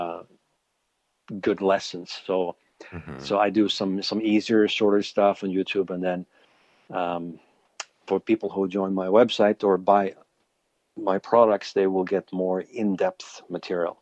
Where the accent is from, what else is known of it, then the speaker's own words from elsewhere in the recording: Sweden; moved away as an adult; now in Alberta, Canada; I'm actually originally from Sweden, but I've lived in Canada for 20 years now.